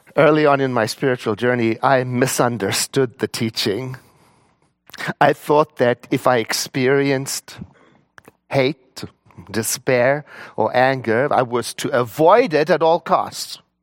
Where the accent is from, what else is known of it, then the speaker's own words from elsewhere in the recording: South Africa; I was born in South Africa in nineteen sixty-one